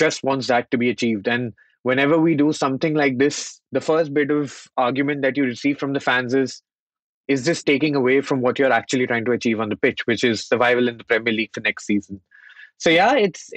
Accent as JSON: {"language": "English", "country": "India", "tie": "born or raised there", "moved": "yes", "said": "I had been born and brought up in the Indian market"}